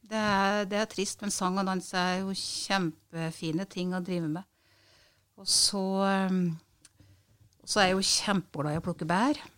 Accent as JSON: {"language": "Norwegian", "town": "Øversjødalen", "region": "Innlandet", "country": "Norway", "tie": "born or raised there", "said": "Ja, det var, å ut og gå på ski og renne på Skørra med papirsekk før vi gikk på skolen."}